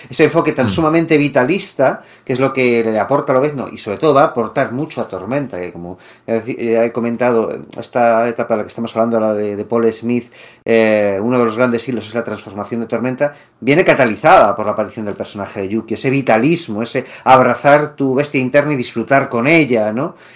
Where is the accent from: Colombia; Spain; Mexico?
Spain; Madrid, Community of Madrid; born there; Bueno, nací en Madrid, pero sí, yo